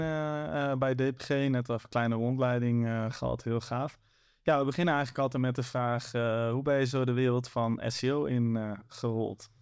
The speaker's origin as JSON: {"language": "Dutch", "town": "Zwolle", "region": "Overijssel", "country": "Netherlands", "said": "ik kom zelf uit Zwolle"}